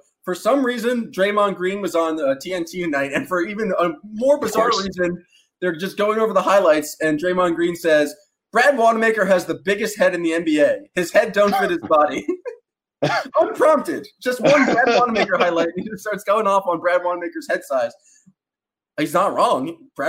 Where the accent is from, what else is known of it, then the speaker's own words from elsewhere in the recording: Canada; accent: Canadian; And now I'm just going back into my horrible Canadian accent again. But I love Canada.